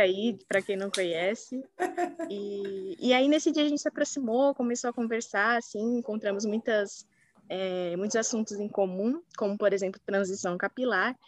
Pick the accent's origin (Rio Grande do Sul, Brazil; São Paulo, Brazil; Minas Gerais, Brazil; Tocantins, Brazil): São Paulo, Brazil; eu sou aqui de São Paulo, capital, nasci e criada